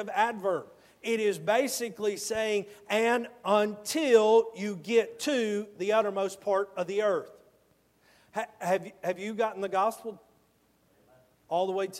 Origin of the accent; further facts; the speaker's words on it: Georgia, United States; moved away; I'm from Georgia